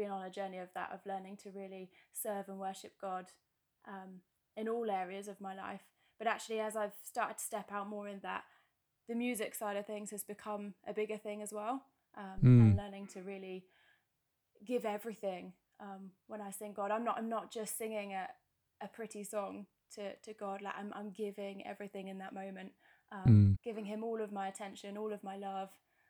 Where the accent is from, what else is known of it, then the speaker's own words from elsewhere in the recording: Bournemouth, South West England, United Kingdom; Because I came from Bournemouth and I really miss the beach.